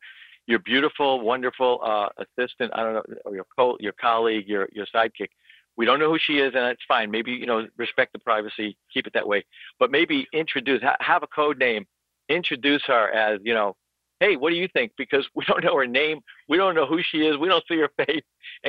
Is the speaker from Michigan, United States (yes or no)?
no; New York, United States; I'm from New York. I know this town upside down. I spent a lot of time in the Wall Street area.